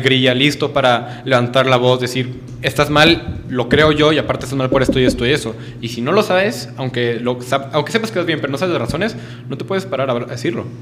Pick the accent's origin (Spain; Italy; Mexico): Mexico; northern Mexico; moved away as an adult; now in Puebla, Mexico; vengo del norte de México